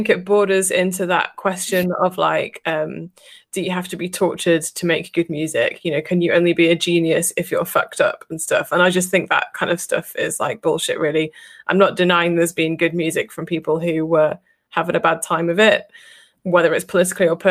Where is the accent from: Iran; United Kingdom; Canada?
United Kingdom; England; we're English